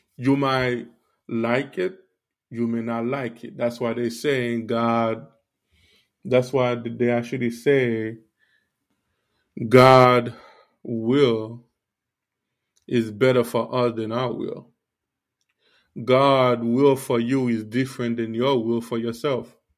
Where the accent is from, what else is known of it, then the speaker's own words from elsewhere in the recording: Miami, Florida, United States; also born or lived in Haiti; I grew up in Miami, but I was born in Haiti